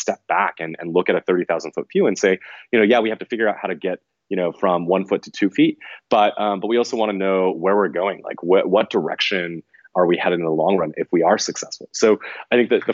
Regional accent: College Station, Texas, United States; I grew up in College Station, Texas, which is a fairly small town

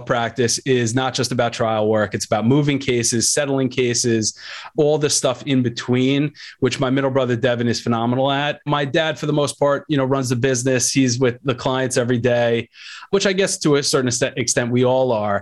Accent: Long Island, New York, United States; I'm a New York guy, you know, born and raised in Long Island

